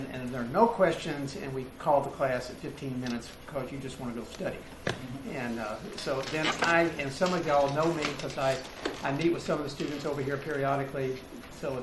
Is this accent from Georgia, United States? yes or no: no; Starkville, Mississippi, United States; My hometown is Starkville